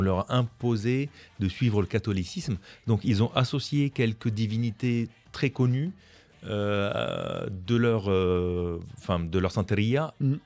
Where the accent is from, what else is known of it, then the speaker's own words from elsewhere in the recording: France; en tant que Français, je comprenais pas trop l'espagnol